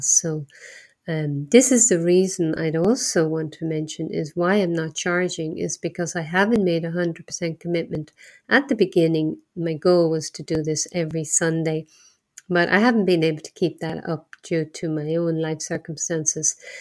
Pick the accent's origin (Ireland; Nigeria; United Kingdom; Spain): Ireland; moved away; also born or lived in Asia; I'm from Ireland, not far from here